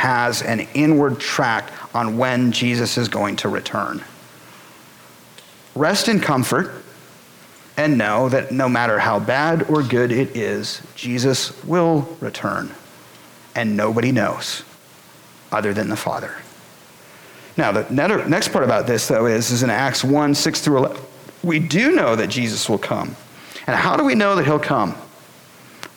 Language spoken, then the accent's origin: English; Boulder, Colorado, United States; moved away as an adult; I'm from Boulder, Colorado